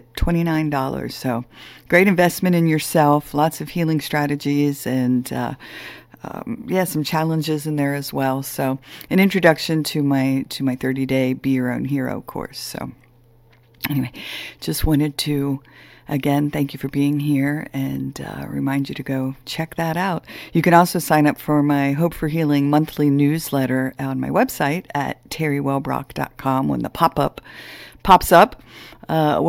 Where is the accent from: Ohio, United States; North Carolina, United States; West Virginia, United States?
Ohio, United States; Ohio. Yay, my home state.